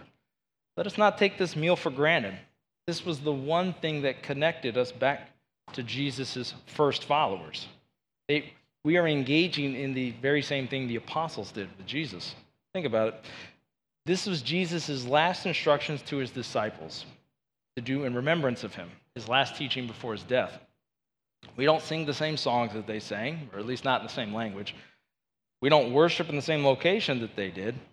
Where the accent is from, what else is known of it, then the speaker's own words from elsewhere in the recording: Georgia, United States; moved away as an adult; now in Green Bay, United States; I did not grow up in Wisconsin, and I'm originally from Georgia